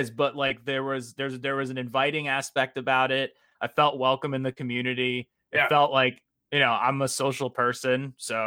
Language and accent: English; New Jersey, United States; I'm from New Jersey